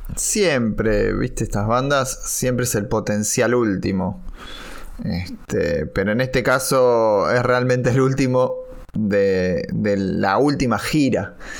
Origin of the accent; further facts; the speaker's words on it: Argentina; nosotros no llegamos a ver desde Argentina